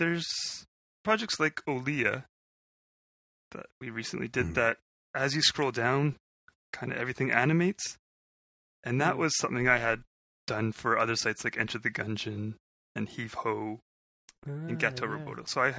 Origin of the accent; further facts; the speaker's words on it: Winnipeg, Manitoba, Canada; I was born in Winnipeg